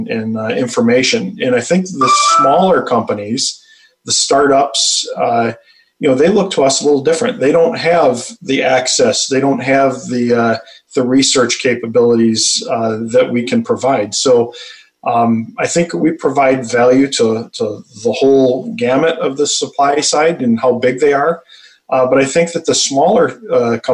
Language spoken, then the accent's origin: English; Detroit, Michigan, United States; I'm born and raised in Michigan, the Metro Detroit area